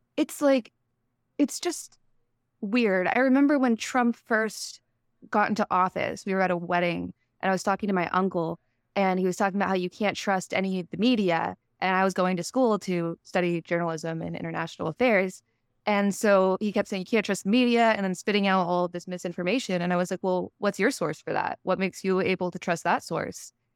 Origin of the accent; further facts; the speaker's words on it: Texas, United States; moved away; I grew up in Texas